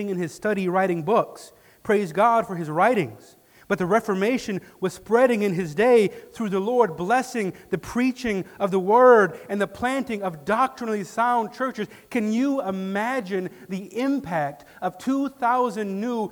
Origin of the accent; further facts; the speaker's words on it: Detroit, Michigan, United States; now in West Michigan, United States; growing up in Detroit, 3 hours away from here